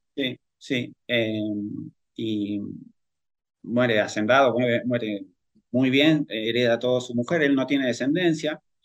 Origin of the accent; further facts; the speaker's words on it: El Palomar, Buenos Aires Province, Argentina; yo soy del Gran Buenos Aires, del Palomar